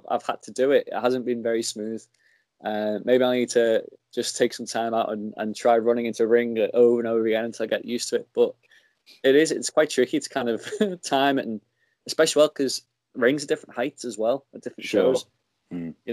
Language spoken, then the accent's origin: English; Liverpool, North West England, United Kingdom; to have worked a wrestling match in my hometown arena